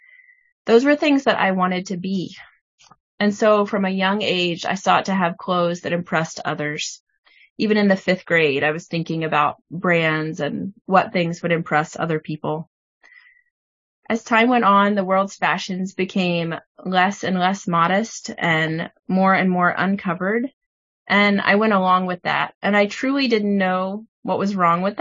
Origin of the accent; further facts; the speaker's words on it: Tennessee, United States; I grew up in Tennessee in a church that didn't teach anything about modesty